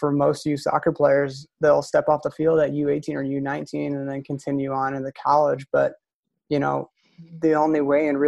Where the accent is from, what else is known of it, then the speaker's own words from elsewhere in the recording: Downriver area, Michigan, United States; when I was growing up in the Downriver area